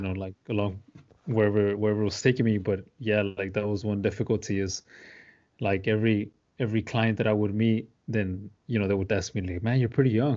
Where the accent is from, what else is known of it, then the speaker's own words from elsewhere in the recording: deep south Texas, United States; I grew up in the deep south part of Texas, like, thirty minutes away from the Mexican border.